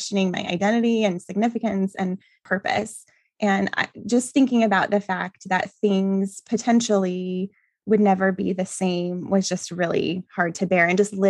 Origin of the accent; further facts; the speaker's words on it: New Mexico, United States; now in Phoenix, United States; I currently live in Phoenix, Arizona, but I grew up in New Mexico with my parents, and I have a younger brother who is 2 years younger than I am.